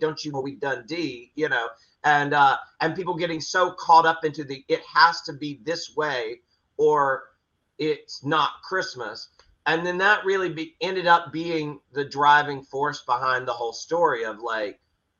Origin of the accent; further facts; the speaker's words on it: the South, United States; Yeah, I mean, you know, look, I'm from the South, as you are too.